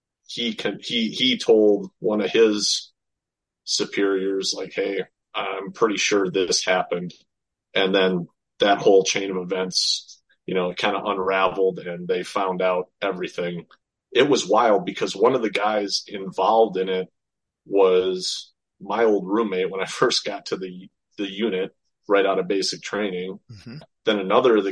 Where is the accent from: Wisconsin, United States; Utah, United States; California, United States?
Wisconsin, United States; Beloit; I grew up in Beloit, Wisconsin